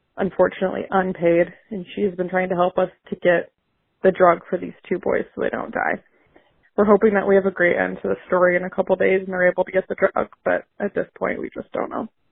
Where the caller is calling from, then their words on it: Iowa City, Iowa, United States; I'm calling from Iowa City, Iowa.